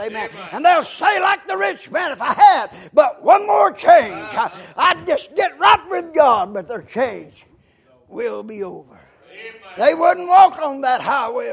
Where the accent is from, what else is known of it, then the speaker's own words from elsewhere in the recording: McDowell County, North Carolina, United States; I was born in McDowell County